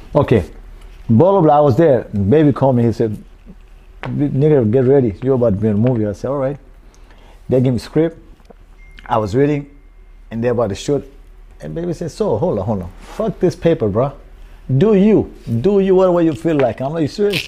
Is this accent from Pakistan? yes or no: yes; Pakistan; English is a second language; moved away as an adult; now in New Orleans, United States; I'm from Pakistan